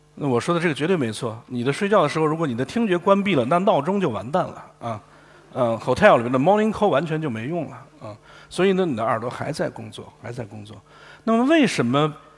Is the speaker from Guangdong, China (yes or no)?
yes; Guangdong, China; 我们广东人